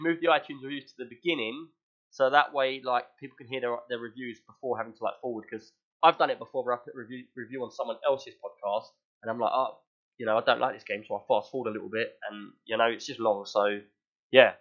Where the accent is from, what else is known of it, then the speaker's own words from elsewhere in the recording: London, United Kingdom; I'm from West London